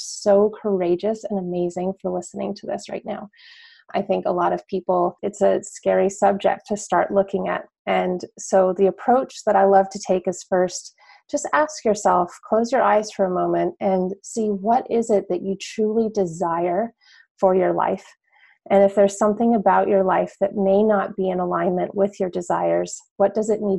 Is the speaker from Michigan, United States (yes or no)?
no; northern New Mexico, United States; now in Washington, D.C., United States; I am from New Mexico originally. I'm from northern New Mexico